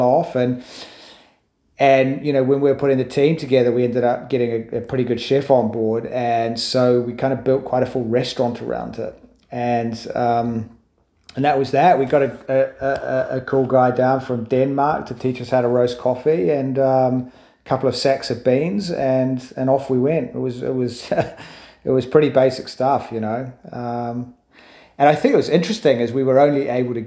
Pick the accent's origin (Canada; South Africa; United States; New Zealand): New Zealand; moved away as an adult; also born or lived in London, United Kingdom; now in United Kingdom; I'm a Kiwi, obviously. I first came to the UK, moved here 2001